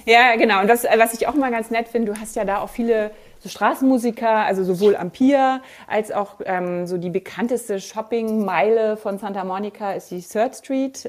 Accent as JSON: {"language": "German", "country": "Germany", "said": "hier bei uns in Deutschland"}